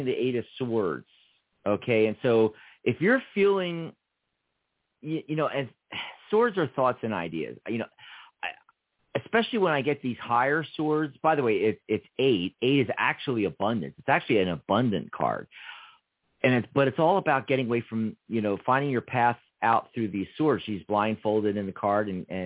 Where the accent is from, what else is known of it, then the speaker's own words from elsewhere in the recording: Philadelphia, Pennsylvania, United States; moved away as an adult; now in Tucson, United States; I lived for the first 18 years in Philadelphia, in Pennsylvania. I grew up there